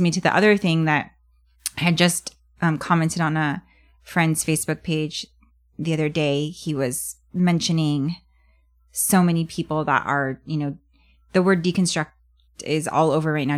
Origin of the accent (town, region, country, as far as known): United States